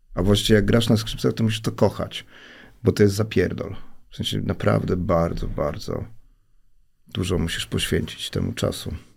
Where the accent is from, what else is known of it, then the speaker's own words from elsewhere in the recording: Warsaw, Masovian Voivodeship, Poland; ja się wychowałem na woli